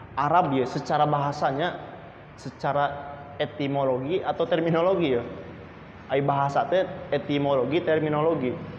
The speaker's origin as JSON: {"language": "Indonesian", "country": "Indonesia", "said": "kita suku Sunda ini mempunyai asal keturunan, mempunyai budaya, mempunyai adat"}